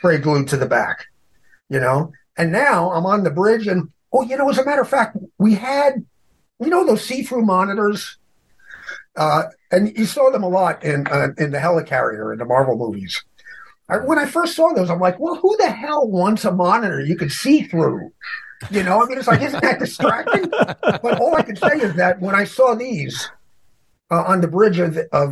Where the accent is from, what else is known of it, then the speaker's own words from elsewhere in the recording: New York City, New York, United States; I'm from New York City